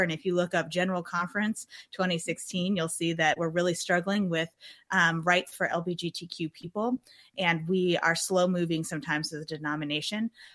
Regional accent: Germantown, Wisconsin, United States; moved away; I'm from Germantown, Wisconsin, which started when I was real young as a rural um, part of Wisconsin

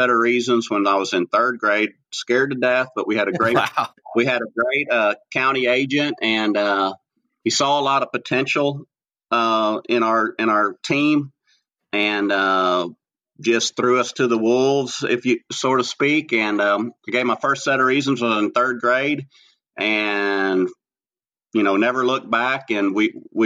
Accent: Stonewall, Texas, United States; also born or lived in Fredericksburg, Texas; I grew up here in Stonewall on a Hereford ranch.

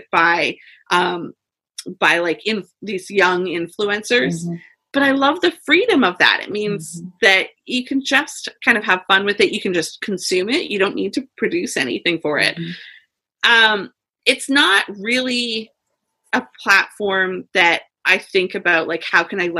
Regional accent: London, Ontario, Canada; I'm from London, Ontario, Canada

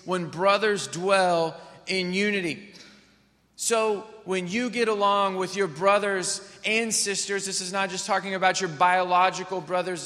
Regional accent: Missouri, United States; I grew up in Missouri.

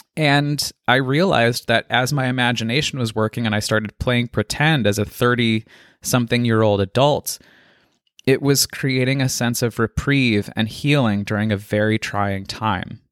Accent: Colorado, United States; I was born and raised in Colorado and lived in the foothills of the Rockies

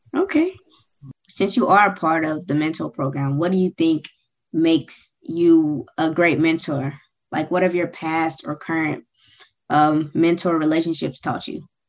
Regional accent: Suwanee, Georgia, United States; also born or lived in Memphis, Tennessee; I'm originally from Memphis, Tennessee, but I grew up in Suwanee, Georgia

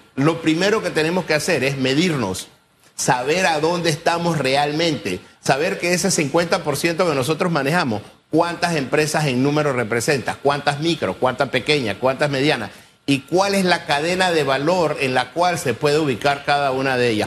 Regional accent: Panama; nosotros debemos todos como panameños

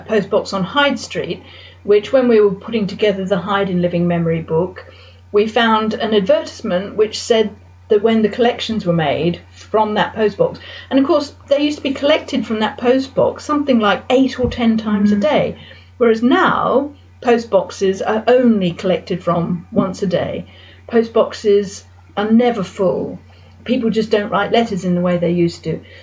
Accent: Sydney, New South Wales, Australia; now in Winchester, United Kingdom; We lived in a house in a suburb of Sydney.

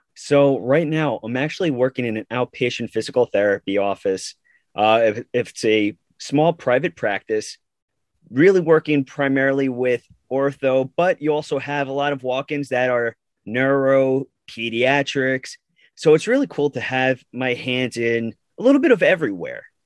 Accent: Long Island, New York, United States; I am from Long Island, New York

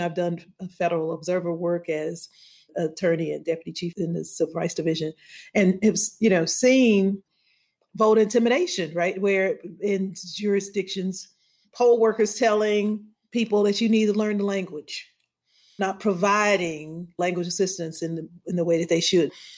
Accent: Louisiana, United States; I grew up in Louisiana, I didn't go to the doctor. I was born at the charity hospital

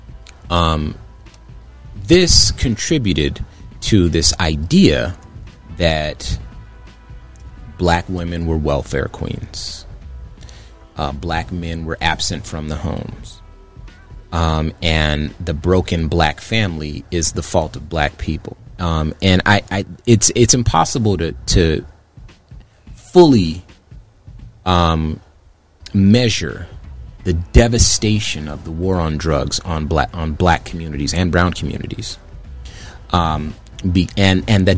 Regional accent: Compton, California, United States; moved away; also born or lived in Phoenix, Arizona; I'm from Compton, California in the 80s. So I was born in that.

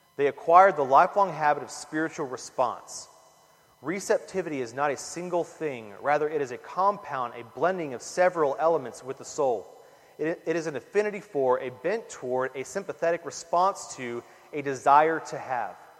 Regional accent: Corpus Christi, Texas, United States; I grew up in Corpus

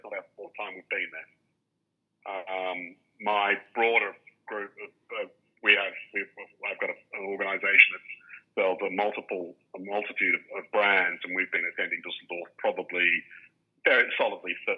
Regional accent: Australia; I grew up in Australia where McConaughey's were a leading light

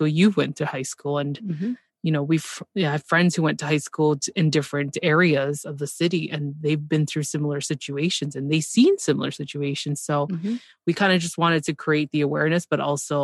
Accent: Canada; I'm Canadian

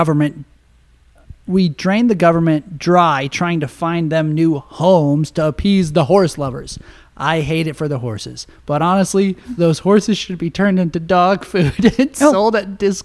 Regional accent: Nebraska, United States; I'm from Nebraska

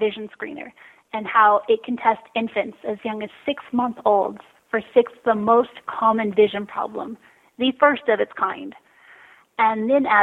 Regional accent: Austin, Texas, United States; I am a native Austinite. I was born and raised here in Austin

